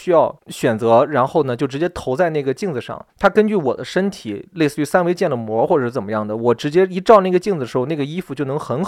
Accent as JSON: {"language": "Chinese", "region": "Shandong", "country": "China", "said": "侮辱我们山东人的，这不是正八经的山东女孩儿"}